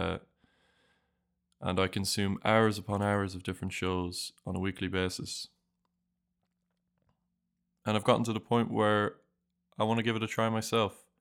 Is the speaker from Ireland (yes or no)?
yes; Ireland; moved away as an adult; now in Draguignan, France; I'm originally from Ireland